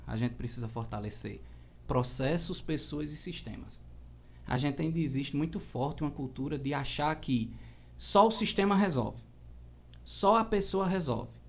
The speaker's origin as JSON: {"language": "Portuguese", "town": "Cuitegi", "region": "Paraíba", "country": "Brazil", "said": "E eu sou do, de uma cidadezinha aqui na Paraíba, pequenininha, lá no Brejo, Cuitegi"}